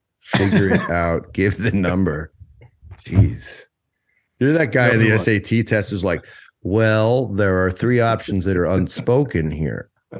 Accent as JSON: {"language": "English", "region": "Wisconsin", "country": "United States", "said": "I don't feel like I'm from Wisconsin, though. I feel like I'm from New York."}